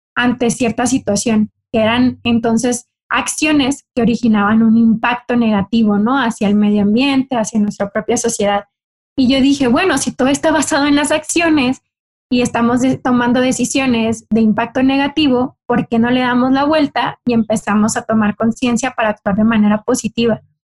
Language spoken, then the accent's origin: Spanish; Cocorit, Sonora, Mexico; yo soy del norte de México, soy del estado de Sonora y en Sonora soy de una comunidad eh, pequeña, parte de los ocho pueblos yaquis, de una comunidad indígena que se llama Cocorit. Y ahí a mí me tocó crecer